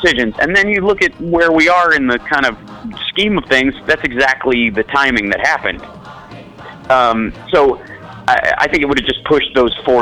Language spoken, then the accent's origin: English; Chicago, Illinois, United States; I'm from Chicago, so, you know, I went to high school there, and it's, you know, it's my hometown